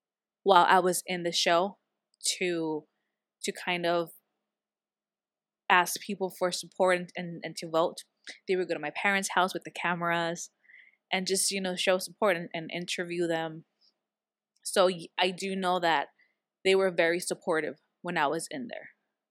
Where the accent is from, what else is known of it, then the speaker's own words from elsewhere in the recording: San Diego, California, United States; because I was local here from San Diego